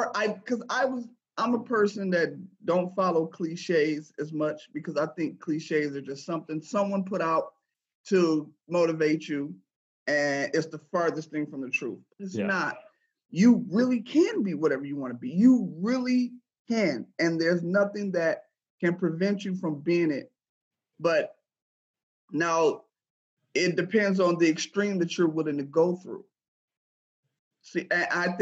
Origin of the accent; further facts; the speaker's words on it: Flint, Michigan, United States; I'm from Flint, Michigan